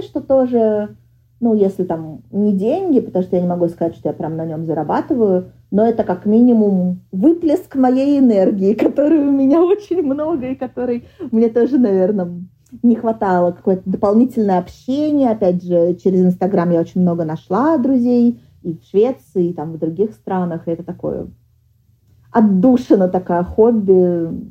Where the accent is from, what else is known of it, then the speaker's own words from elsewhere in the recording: Moscow, Russia; moved away as an adult; now in Sweden; я вообще из Москвы никуда не уеду